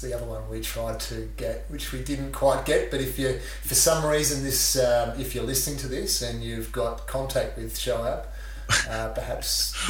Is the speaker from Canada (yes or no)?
no; Australia; as an Australian, we grew up probably early days in the 80s.